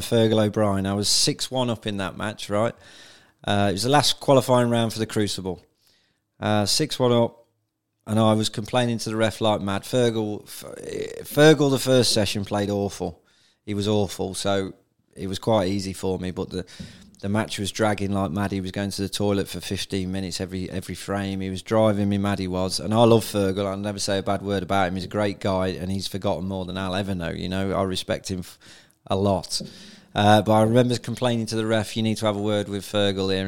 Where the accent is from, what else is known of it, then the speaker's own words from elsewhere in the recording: Donisthorpe, East Midlands, United Kingdom; I'm a lad from Donisthorpe originally